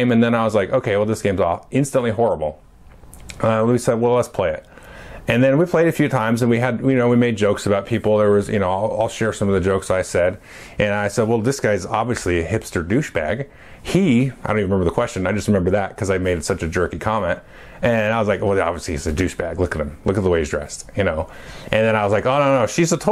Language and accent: English; United States; I was born in the United States of America in 1976